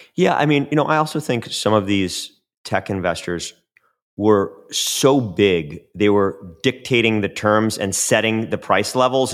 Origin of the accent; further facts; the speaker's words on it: Chicago, Illinois, United States; I'm from Chicago.